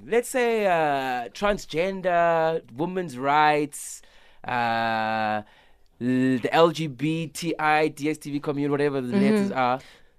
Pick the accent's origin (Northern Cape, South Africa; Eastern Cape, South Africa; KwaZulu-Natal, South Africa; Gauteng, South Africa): Eastern Cape, South Africa; East London; I'm in East London, my hometown.